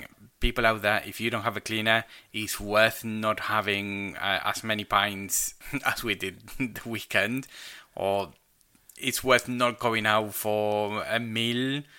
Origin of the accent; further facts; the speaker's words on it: Argentina; moved away as an adult; now in United Kingdom; I'm Argentinian.